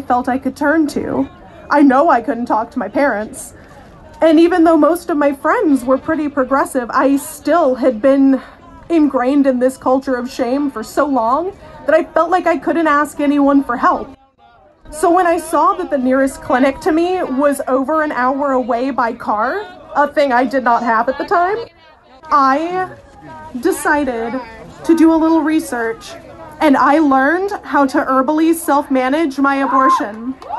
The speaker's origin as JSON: {"language": "English", "region": "Georgia", "country": "United States", "tie": "born or raised there", "said": "I am yet another Southerner. I grew up in Georgia"}